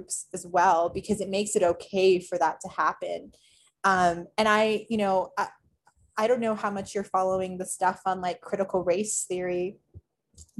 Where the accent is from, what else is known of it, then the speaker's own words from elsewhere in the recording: Toronto, Ontario, Canada; moved away; I grew up in Toronto